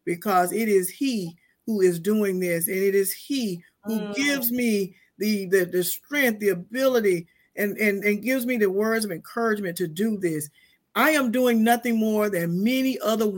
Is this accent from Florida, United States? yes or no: yes; Quincy, Florida, United States; now in Tallahassee, United States; I came from the great metropolis of Quincy, Florida, from very humble beginnings, raised by my grandparents